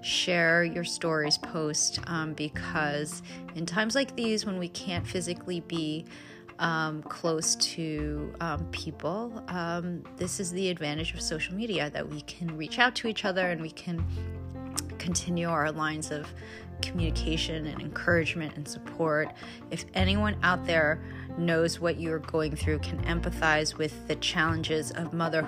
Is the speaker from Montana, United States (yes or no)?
no; New York, United States; I'm from New York